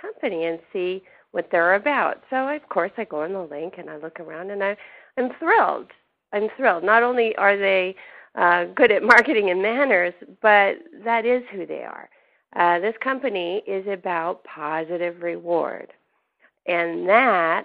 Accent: Canada; moved away; I grew up in Canada

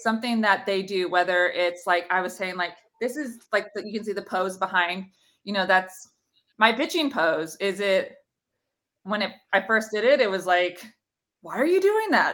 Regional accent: NorCal, California, United States; I played for the Selena Storm and it was just, like, my hometown club organization

